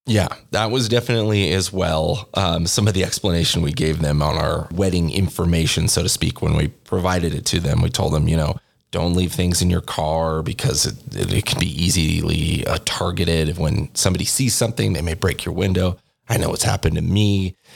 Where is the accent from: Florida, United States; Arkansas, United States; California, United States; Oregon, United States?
Oregon, United States; moved away as an adult; now in Albuquerque, United States; I am from Oregon